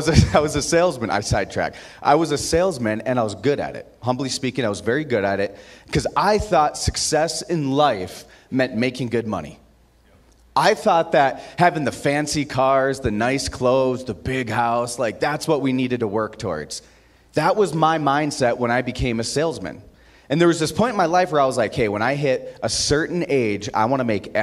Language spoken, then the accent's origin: English; Aberdeen, South Dakota, United States; now in Utah, United States; I grew up in Aberdeen, South Dakota